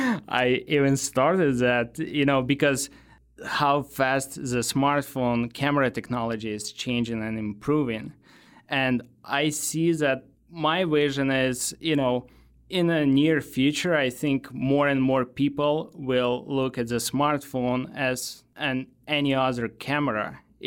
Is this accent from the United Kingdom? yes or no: no; Ukraine; English is a second language; moved away as an adult; also born or lived in Moldova / Russia; now in United States; Oh, I lived in different countries. So I was actually born in Moldova, then moved to Russia, then to Ukraine.